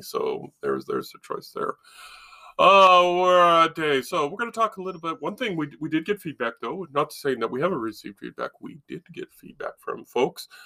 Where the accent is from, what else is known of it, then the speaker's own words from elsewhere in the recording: Nevada, United States; When I grew up in Nevada